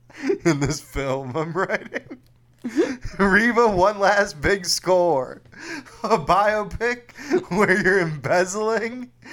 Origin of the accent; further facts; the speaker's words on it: the South, United States; oh, I'm from the South. I don't know about insider trading.